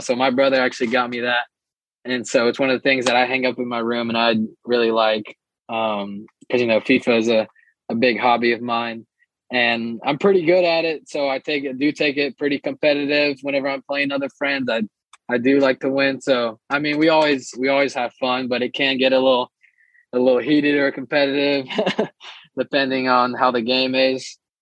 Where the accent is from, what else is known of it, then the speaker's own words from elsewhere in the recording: Shreveport, Louisiana, United States; also born or lived in Santos, Brazil; I was born in Santos, Brazil, and uh, when I was six years old, my parents decided to move our family to Shreveport, Louisiana. And so for most of my life, I've lived in Shreveport